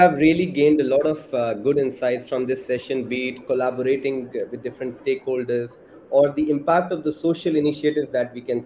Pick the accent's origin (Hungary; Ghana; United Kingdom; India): India; now in Australia; I'm from India